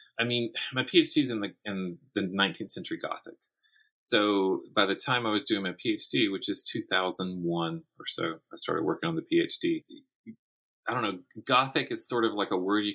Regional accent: Florence, South Carolina, United States; my hometown of Florence, South Carolina

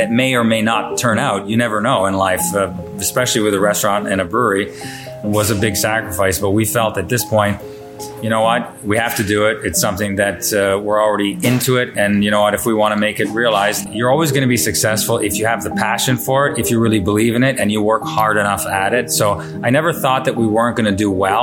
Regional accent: Niagara-on-the-Lake, Ontario, Canada; I grew up and lived in Line 3 in Niagara-on-the-Lake.

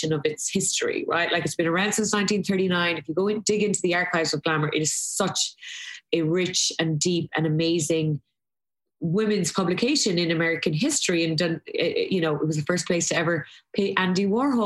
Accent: Ireland; moved away as an adult; I was very lucky growing up in Ireland in the 80s and 90s

